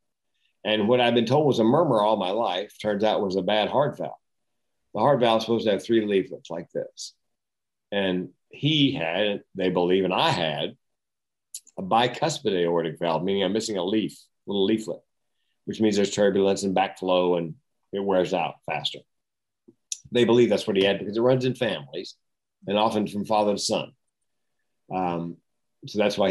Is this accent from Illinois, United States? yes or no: no; North Carolina, United States; we grew up in North Carolina where everybody smoked.